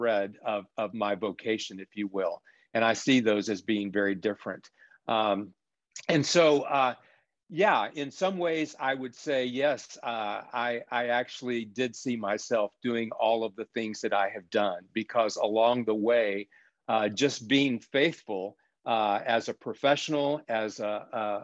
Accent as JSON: {"language": "English", "region": "South Texas", "country": "United States", "tie": "born or raised there", "said": "as a child growing up in South Texas"}